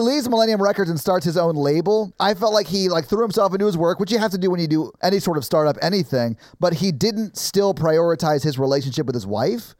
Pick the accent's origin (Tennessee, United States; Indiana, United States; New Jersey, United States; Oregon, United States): Tennessee, United States; Nashville; I grew up white in Nashville